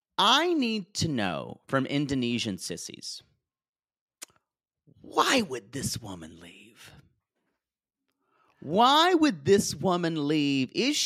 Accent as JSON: {"language": "English", "region": "the South", "country": "United States", "accent": "Southern", "said": "I tried to lose a lot of my Southern accent"}